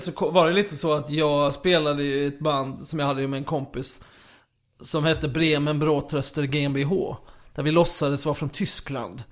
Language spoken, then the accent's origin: Swedish; Kristianstad, Skåne, Sweden; i Kristianstad där jag växte upp